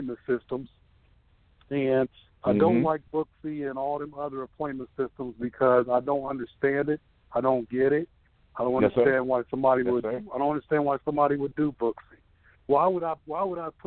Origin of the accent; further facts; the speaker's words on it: Columbus, Ohio, United States; I'm from Columbus, Ohio, and I graduated from barber school